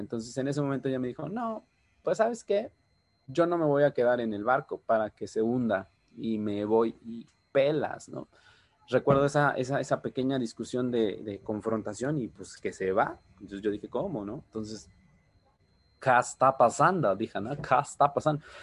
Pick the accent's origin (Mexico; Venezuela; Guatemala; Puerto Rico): Mexico; Oaxaca de Juárez, Oaxaca; yo soy originario, así como bien lo dijo Gabo, de la ciudad de Oaxaca, Oaxaca.